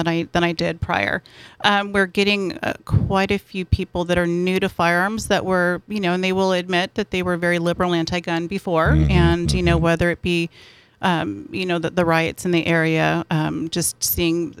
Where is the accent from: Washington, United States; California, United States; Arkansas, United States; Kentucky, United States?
California, United States; San Diego; I am born and bred here.